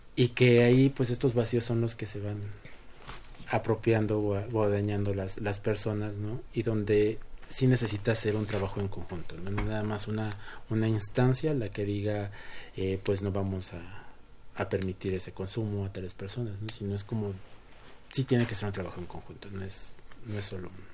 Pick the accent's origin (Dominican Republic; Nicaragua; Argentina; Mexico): Mexico